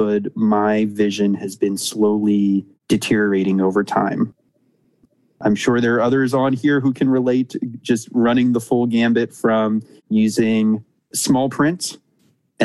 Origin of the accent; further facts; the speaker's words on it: Annapolis, Maryland, United States; I grew up in Annapolis, Maryland, a great little town on the water